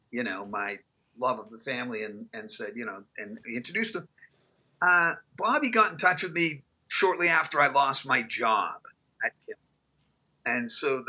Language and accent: English; Boston, Massachusetts, United States; I'm Irish Catholic guy from Boston